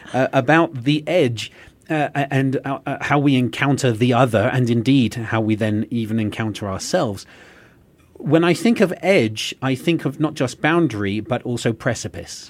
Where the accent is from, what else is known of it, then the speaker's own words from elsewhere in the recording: England, United Kingdom; now in United States; As an Englishman who now lives in America